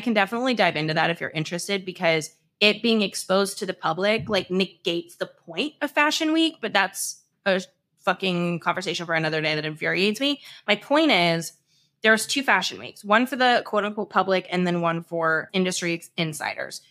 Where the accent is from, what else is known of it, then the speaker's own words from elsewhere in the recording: St. Louis, Missouri, United States; moved away; We're from Saint Louis.